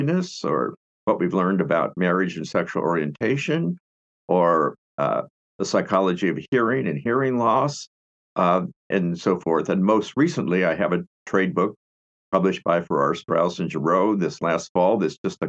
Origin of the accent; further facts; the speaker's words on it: Seattle, Washington, United States; also born or lived in Spokane; I grew up in Seattle, Washington